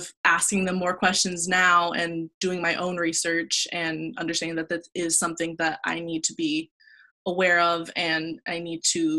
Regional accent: Saudi Arabia; also born or lived in Texas, United States / United Arab Emirates; I was born in Texas and then was flown to Saudi Arabia and United Arab Emirates and places like that. So I lived most of my life there.

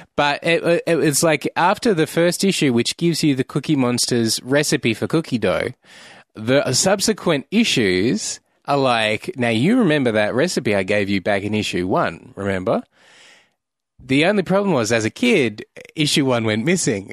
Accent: Australia; I'm an Australian

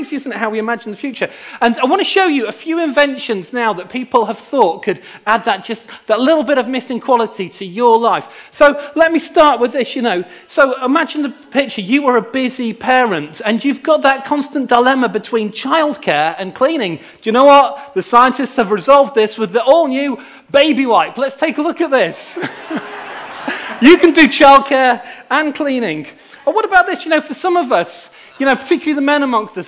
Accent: Knaresborough, Yorkshire and the Humber, United Kingdom; moved away; I grew up near here in Knaresborough

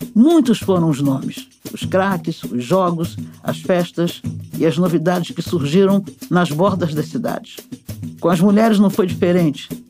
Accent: Rio de Janeiro, Brazil; Vila Isabel, lá do bairro onde eu me criei

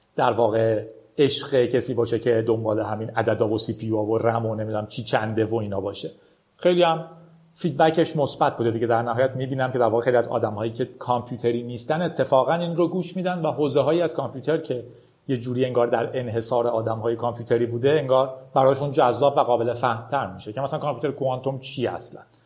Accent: Iran; با اینترنت در ایران بزرگ شدیم

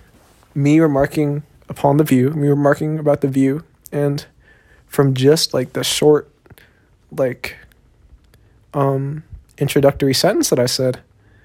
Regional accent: Austin, Texas, United States; born or raised there; accent: southern; also born or lived in Long Beach, California / Korea; now in South Korea

